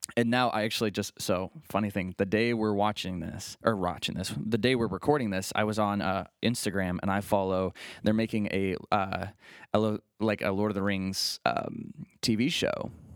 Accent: Bath, Ohio, United States; I grew up in the Bath area. That's where my family's from.

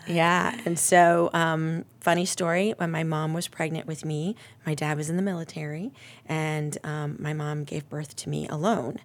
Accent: Ohio, United States; I am, uh, born and raised in Ohio

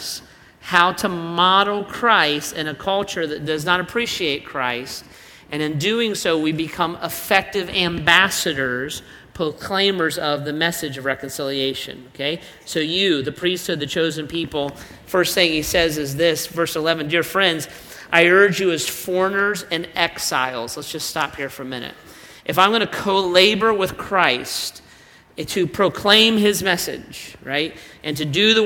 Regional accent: Ohio, United States; I'm not primarily an American. I'm not primarily an Ohioan

